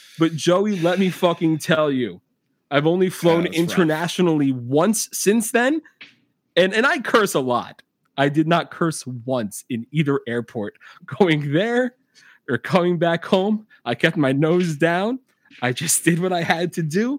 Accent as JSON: {"language": "English", "country": "United States", "said": "I'm an American"}